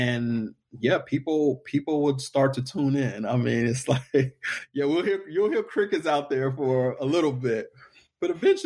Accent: Killeen, Texas, United States; I'm from a small town in Texas. I'm from Killeen, Texas

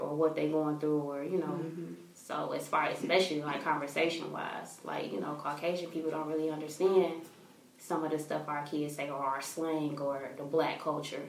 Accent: Detroit, Michigan, United States; also born or lived in Brunswick, Georgia; Originally, Brunswick, Georgia. But you know, raised in Detroit, Michigan

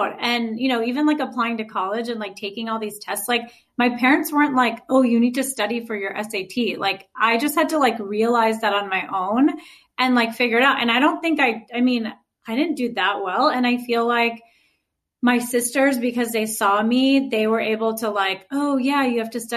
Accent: Chicago suburbs, Illinois, United States; also born or lived in Wisconsin; grow up, I would say, combo between Wisconsin and Chicago's suburb. So I was born there. And then eventually my whole family moved when I was in like second grade

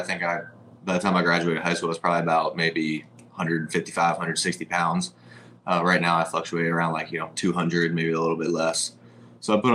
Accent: Westchester County, New York, United States; moved away as an adult; also born or lived in Arizona; now in Fort Myers, United States; I grew up in New York. I lived there until I was 18 or 19, I think maybe 19. And then I moved to Arizona.

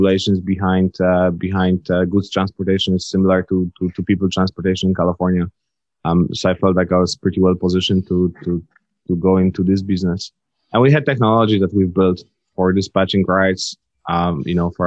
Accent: Leszno, Greater Poland, Poland; moved away as an adult; also born or lived in Amsterdam, Netherlands; now in Palo Alto, United States; I was born and raised in Poland.

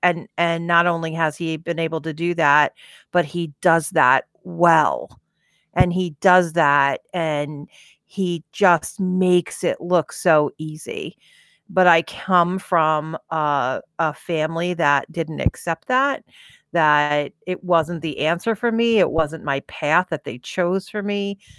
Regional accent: Farmingdale, New York, United States; born or raised there; also born or lived in California

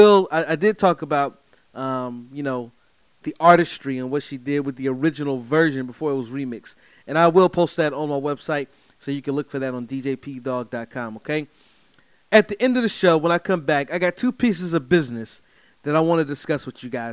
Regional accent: Durham, North Carolina, United States; from right here in North Carolina, my hometown, by the way, Durham, North Carolina

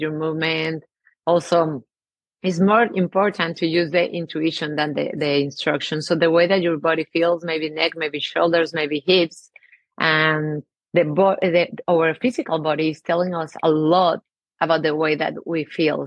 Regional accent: Mexico; English is a second language; I have an accent. I'm from Mexico

